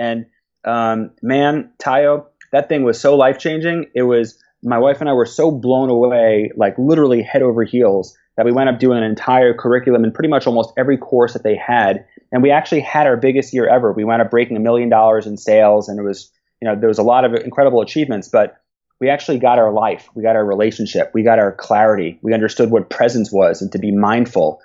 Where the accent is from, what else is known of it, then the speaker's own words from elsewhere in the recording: New York, United States; moved away as an adult; now in Israel; I grew up in New York, and you know, I went to elementary school, high school, Queens College.